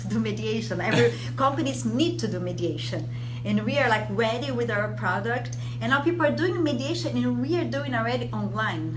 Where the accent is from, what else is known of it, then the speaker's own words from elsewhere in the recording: Brazil; moved away as an adult; also born or lived in Rome, Italy / France; I'm from Brazil, but I I'm half Italian